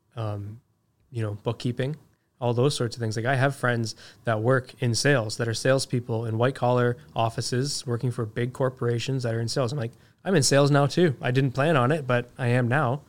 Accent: Toronto, Ontario, Canada; moved away; also born or lived in Ajax, Ontario; I grew up in Scarborough. It, there's a reason why my mom moved us out of there, right?

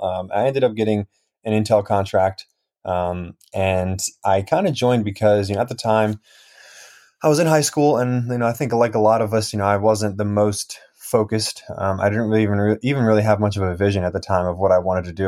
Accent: New Jersey, United States; born or raised there; also born or lived in Russia / Highlands, New Jersey

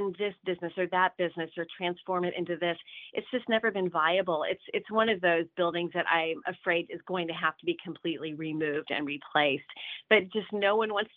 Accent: Northern California, United States; moved away as an adult; also born or lived in Lake Tahoe area; now in Tennessee, United States; I was born in Northern California. We moved here from the Lake Tahoe area

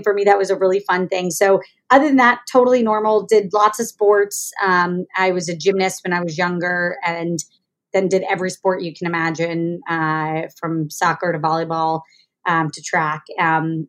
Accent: Jacksonville, Florida, United States; also born or lived in Kentucky; So I was born in Kentucky. I grew up in Jacksonville, Florida, to a family of doctors

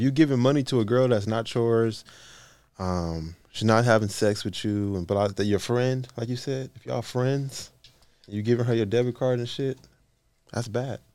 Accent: West Coast, United States; I'm from the West Coast.

